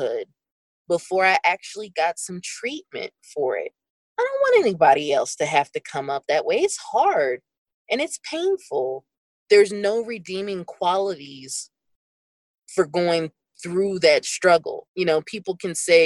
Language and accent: English; Pennsylvania, United States; I'm from Pennsylvania